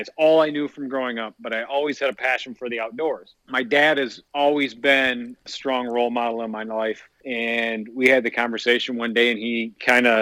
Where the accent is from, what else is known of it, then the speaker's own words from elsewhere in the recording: Shelby, Michigan, United States; born and raised in Shelby, Michigan. Still live here today.